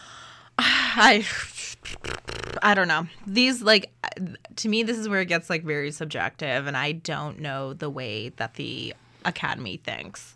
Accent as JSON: {"language": "English", "country": "Canada"}